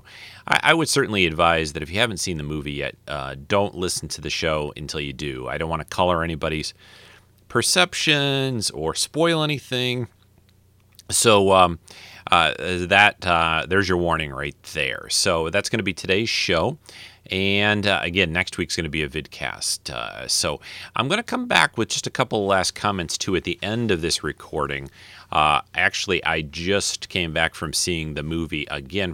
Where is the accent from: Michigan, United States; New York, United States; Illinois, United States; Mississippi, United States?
Michigan, United States; Detroit; I am from Detroit. I was born in Detroit